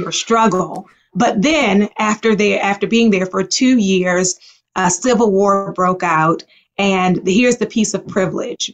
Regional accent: Baltimore, Maryland, United States; also born or lived in Liberia; I grew up in Baltimore.

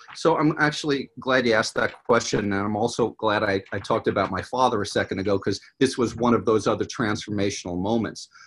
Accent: New York, United States; moved away as an adult; also born or lived in Los Angeles, California; now in California, United States; I'm from New York originally, if my accent didn't come out

